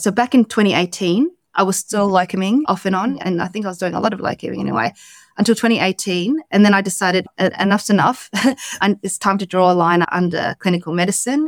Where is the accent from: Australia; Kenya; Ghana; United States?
Australia; moved away as an adult; also born or lived in London, United Kingdom; I came back home to Australia